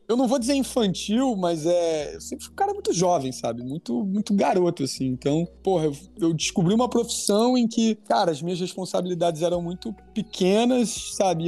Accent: Rio de Janeiro, Brazil; sou carioca

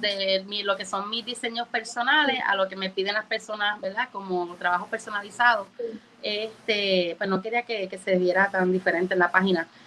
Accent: Moca, Puerto Rico; also born or lived in Orlando, Florida; aunque no nací en Puerto Rico, eh, mis padres son boricuas y llevo aquí desde los cuatro años y yo soy nativa

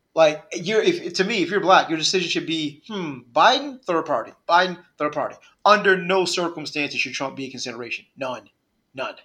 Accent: Northeast, United States; I'm from the Northeast

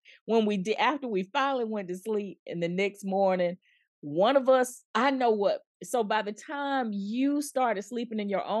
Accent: the South, United States; I'm so glad you came on here to talk to me about our Christmas growing up in the South.

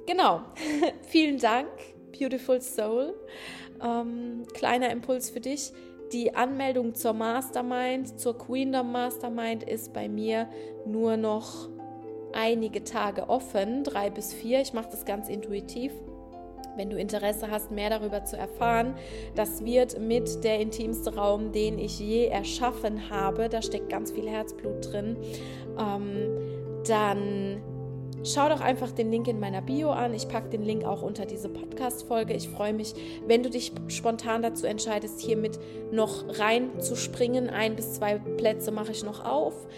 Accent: Rhineland-Palatinate, Germany; moved away; ich komme ja aus einem Dorf, ne, der Felsenland, äh, Rheinland-Pfalz

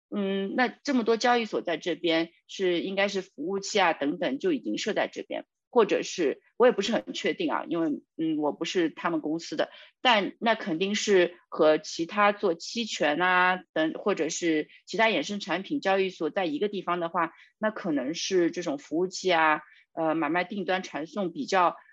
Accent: China; 我们中国人

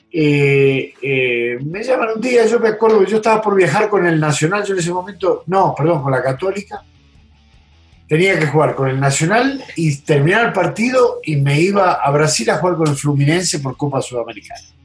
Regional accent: Argentina; moved away; yo soy argentino

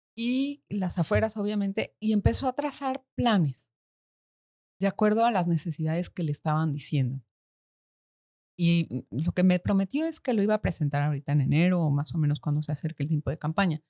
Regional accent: Mexico; moved away as an adult; now in Panama; nací en México, en México. y cuando tenía veintipico de años me vine aquí a vivir, me casé mm. y ya, desde aquí estoy.

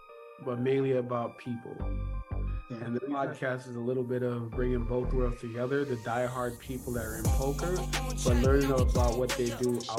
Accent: New York City, New York, United States; moved away as an adult; also born or lived in Jamaica / Orange Hill, St. Ann, Jamaica / Texas; now in Miami, United States; Yeah, black dude. I'm from Brooklyn.

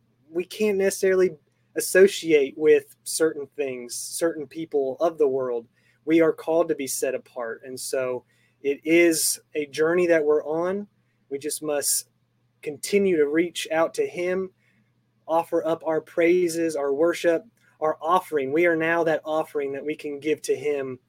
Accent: Arizona, United States; moved away; I'm from Arizona, so I miss that desert landscape

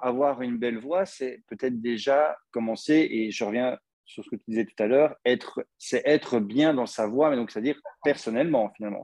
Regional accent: Belgium; accent: Belgian; mon accent belge

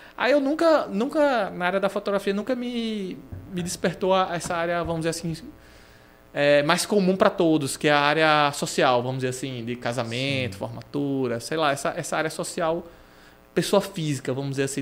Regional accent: Natal, Rio Grande do Norte, Brazil; also born or lived in Londrina, Paraná / Aracaju, Sergipe; a minha vida toda é aqui

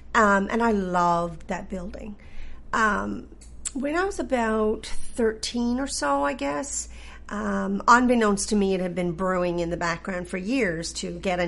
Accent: Green's Harbour, Newfoundland and Labrador, Canada; I did.

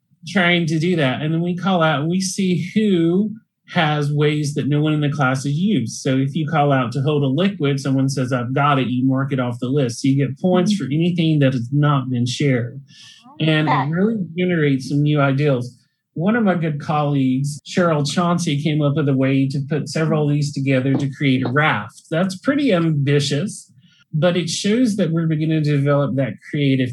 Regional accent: Salisbury, North Carolina, United States; I'm from Salisbury

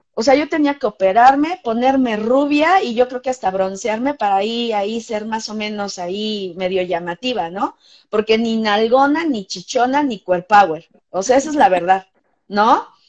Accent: Mexico; Estamos haciendo ballet en México

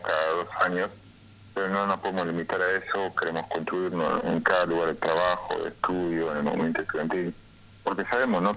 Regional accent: San Salvador de Jujuy, Jujuy, Argentina; yo soy de Alto Comedero, acá en Sanso de Jujuy, es una barriada popular

